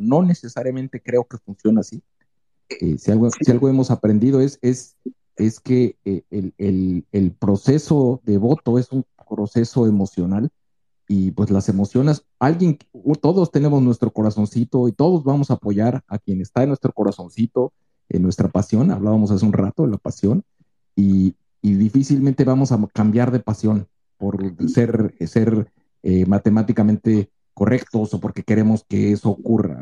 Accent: Mexico; esa pasión que nos identifica a nosotros como mexicanos

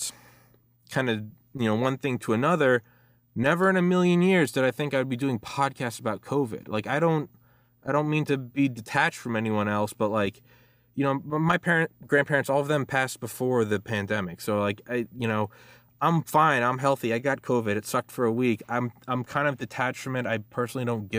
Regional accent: Maryland, United States; also born or lived in Georgia, United States; I moved from Georgia to Maryland, back home to my parents' place

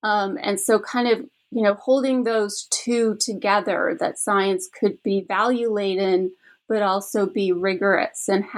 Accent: Canada; because I'm originally from Canada.

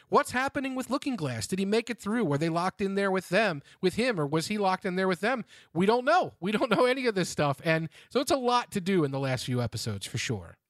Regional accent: Cincinnati, Ohio, United States; to my hometown here of Cincinnati

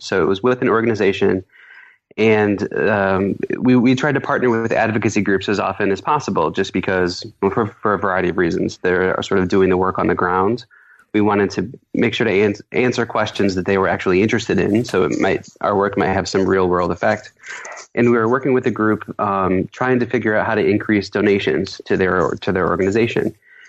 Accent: Iowa, United States; I was really proud of my home state of Iowa.

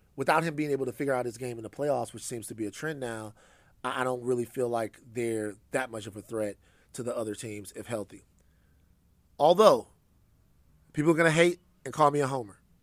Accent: Louisiana, United States; I'm from Louisiana

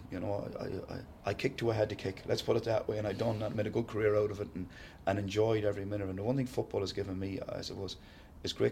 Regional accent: Sligo, Connacht, Ireland; From Sligo. Uh, so I'm not so bad. Ballina is only an hour and five minutes away

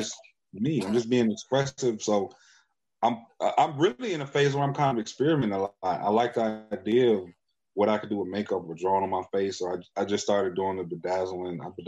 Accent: United States; Black people in America, we are American culture

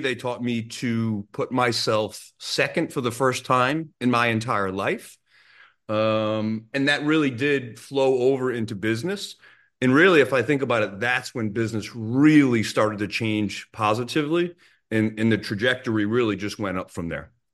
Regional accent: Rhode Island, United States; I grew up in Rhode Island

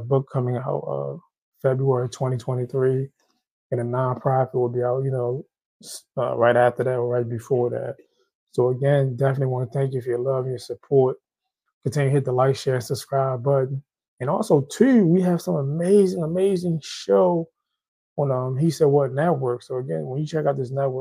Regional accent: Haiti; I'm Haitian. I'm from Haiti.

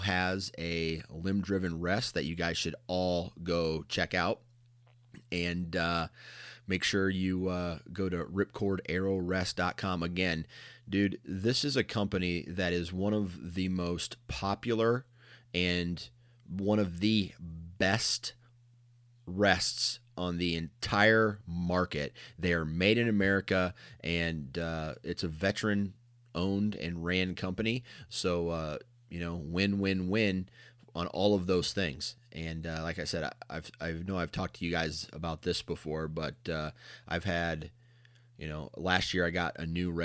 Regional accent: Mount Pleasant, Iowa, United States; I'm from Mount Pleasant, Iowa originally

